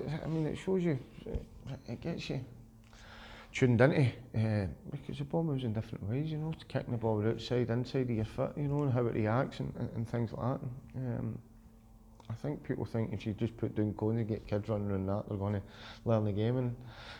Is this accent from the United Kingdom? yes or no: yes; Cathcart, Scotland, United Kingdom; as a kid growing up in Caswell